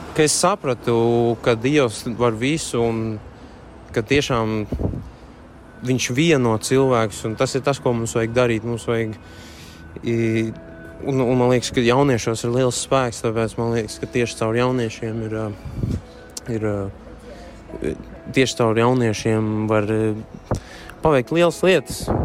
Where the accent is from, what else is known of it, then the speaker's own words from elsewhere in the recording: Daugavpils, Latgale, Latvia; Esmu no Daugopils